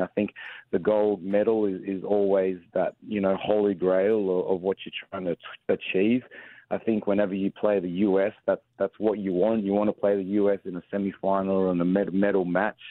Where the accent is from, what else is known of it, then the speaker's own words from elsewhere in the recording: Australia; moved away as an adult; also born or lived in San Antonio, United States / Hawaii, United States; now in Atlanta, United States; I came across from Australia, obviously being born and raised in Australia, came across to St Mary's College